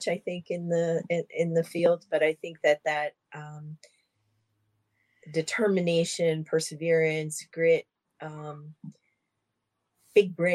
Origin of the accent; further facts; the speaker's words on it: New Jersey, United States; I grew up in New Jersey, a very lower middle class family